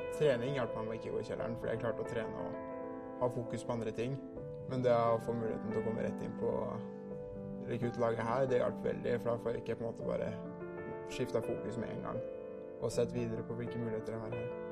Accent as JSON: {"language": "Norwegian", "town": "Svelvik", "region": "Vestfold", "country": "Norway", "said": "jeg kommer fra Svelvik"}